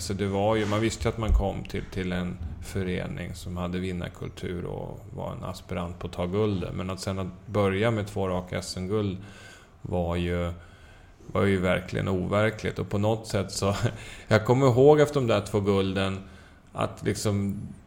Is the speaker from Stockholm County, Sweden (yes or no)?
yes; Södertälje, Stockholm County, Sweden; Jag växte upp i Södertälje